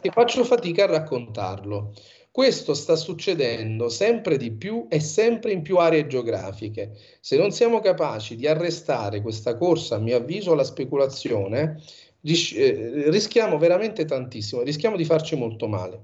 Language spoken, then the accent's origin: Italian; Sorrento, Campania, Italy; moved away as an adult; also born or lived in New York, United States; Io sono di Sorrento e la mia famiglia